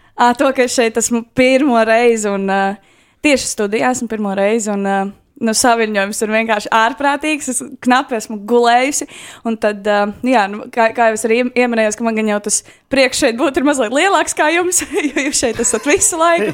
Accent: Skrīveri, Aizkraukle Municipality, Latvia; moved away as an adult; now in Riga, Latvia; es esmu dzimusi eh, diezgan radošā muzikālā ģimenē, aizkrauklē, skrīveros. Un, uh, tā kā es nāku no tā gala, bet nu, jau pēdējos gadus pavadu Rīgā

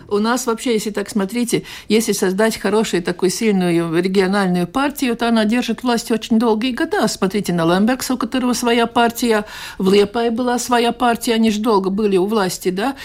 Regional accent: Latvia

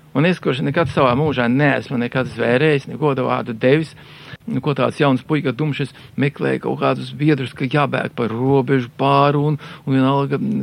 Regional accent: Dzelzava, Madona Municipality, Latvia; moved away; also born or lived in Riga; Tas nekas, ka es piedzimu Rīgā, bet uzaugu un savu apziņu ieguvu tur dzelzavā.

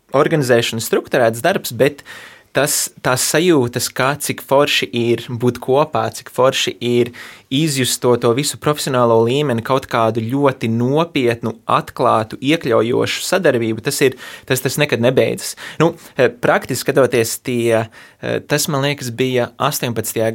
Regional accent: United States; also born or lived in Latvia; es piedzimu Latvijā, bet uzaugu Amerikā

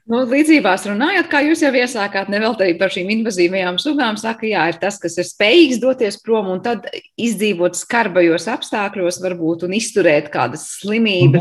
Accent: Latvia; esam mēs latvieši

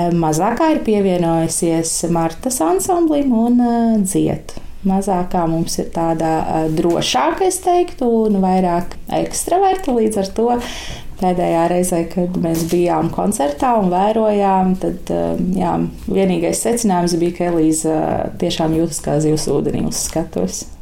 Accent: Preiļi, Latgale, Latvia; moved away as an adult; also born or lived in Jelgava; now in Sala Parish, Latvia; Mana dzimtā puse ir preili. Es nāku no preiliem, no Latvijas

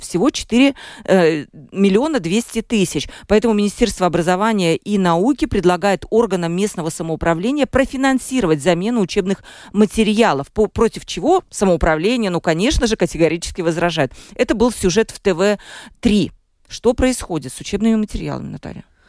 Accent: Mārupe Municipality, Latvia; я сама из Марупа

